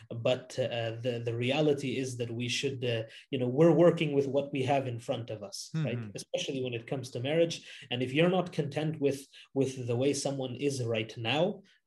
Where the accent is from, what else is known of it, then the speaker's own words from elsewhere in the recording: Canada; I grew up here in Canada